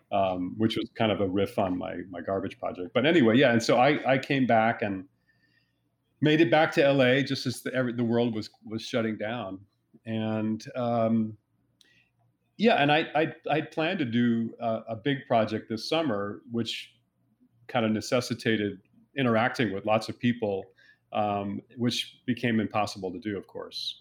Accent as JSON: {"language": "English", "region": "New Jersey", "country": "United States", "tie": "born or raised there", "said": "where I was growing up in New Jersey"}